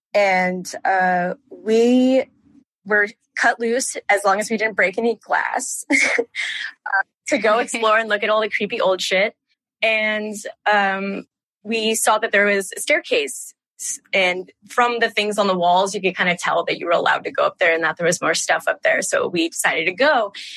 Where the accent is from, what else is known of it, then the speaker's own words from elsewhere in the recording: Pleasanton, California, United States; I grew up in California in a small city called Pleasanton